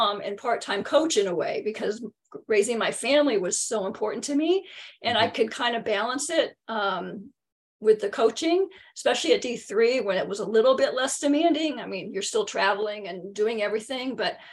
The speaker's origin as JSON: {"language": "English", "town": "San Diego", "region": "California", "country": "United States", "tie": "born or raised there", "said": "I'm born and raised in San Diego. I never have left"}